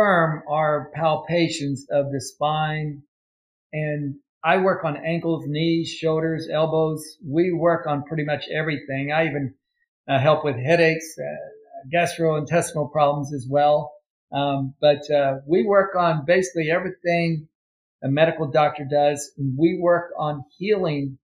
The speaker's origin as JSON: {"language": "English", "town": "Ashland", "region": "Kentucky", "country": "United States", "moved": "yes", "said": "I'm originally from Ashland, Kentucky."}